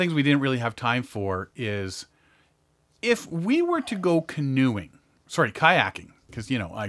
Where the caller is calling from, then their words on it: Bolivia; I am calling from Bolivia.